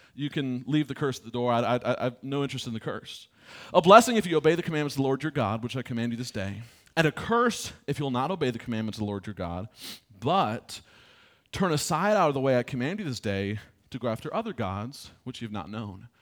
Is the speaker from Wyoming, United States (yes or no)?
no; Michigan, United States; I grew up in Michigan.